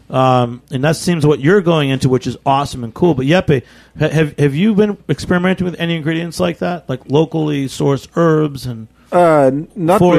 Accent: New England, United States; now in New York, United States; I grew up in New England too

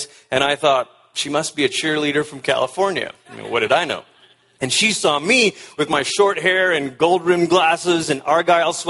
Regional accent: Malaysia; moved away; I was born in Malaysia, which is about as far as you can go on the other side of the world before you start coming back around

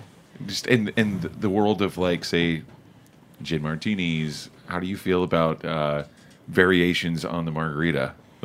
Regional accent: Oklahoma, United States; moved away; growing up in Oklahoma

